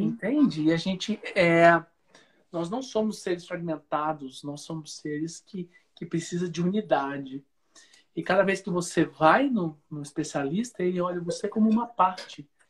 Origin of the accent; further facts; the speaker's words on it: Piracicaba, São Paulo, Brazil; now in Uberlândia, Brazil; eu sou de Piracicaba, no interior de São Paulo, e vim para Minas Gerais, onde eu resido. A cidade chama Uberlândia, no Triângulo Mineiro